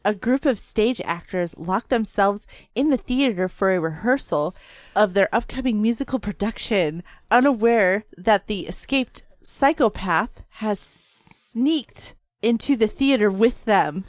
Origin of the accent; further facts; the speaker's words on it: United States; I'm American